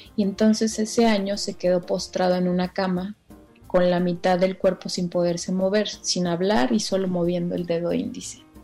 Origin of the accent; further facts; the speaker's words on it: Tlalixcoyan, Veracruz, Mexico; moved away; yo soy de un pueblo de Veracruz que se llama Tlaliscoyan